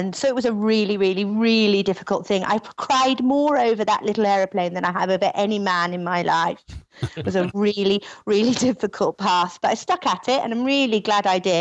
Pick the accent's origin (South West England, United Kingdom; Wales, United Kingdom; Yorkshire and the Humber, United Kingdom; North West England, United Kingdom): Wales, United Kingdom; moved away as an adult; now in Sydney, Australia; I'm originally from Wales a long time ago, but I've been out here about 20 years